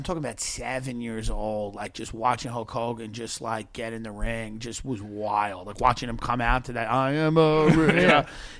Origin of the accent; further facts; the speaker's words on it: Long Island, New York, United States; accent: Long Island; You know, I'm from Long Island.